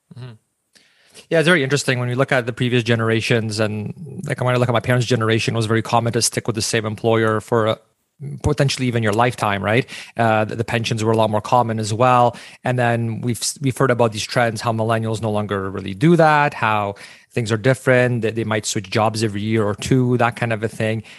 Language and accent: English; Canada; we as Canadian small business owners